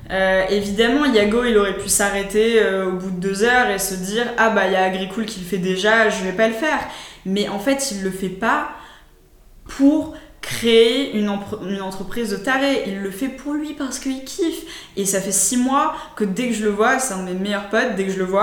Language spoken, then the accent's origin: French; United States; qu'est-ce que c'était l'école pour moi en tant qu'Américain